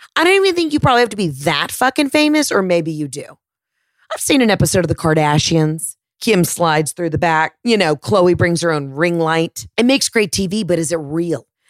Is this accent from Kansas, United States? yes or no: no; Texas, United States; I am actually from Texas